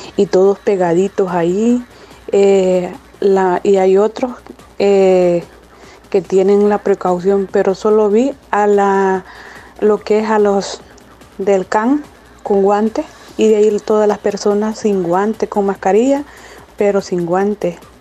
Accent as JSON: {"language": "Spanish", "country": "El Salvador", "moved": "yes", "lives_now": "United States"}